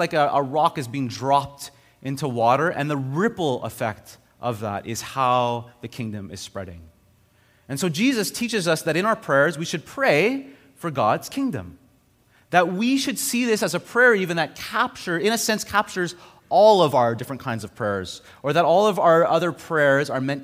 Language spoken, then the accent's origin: English; Montreal, Quebec, Canada; moved away; also born or lived in Ontario; I grew up in Montreal, and then I went to Ontario, and then I came back to Montreal